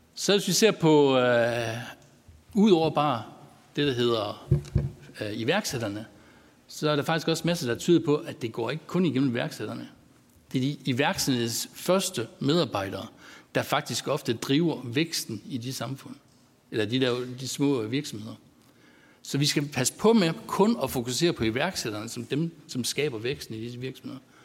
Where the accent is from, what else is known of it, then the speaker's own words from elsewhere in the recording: North Jutland, North Denmark Region, Denmark; accent: North Jutlandic; som I godt kan høre, så er jeg fra Nordjylland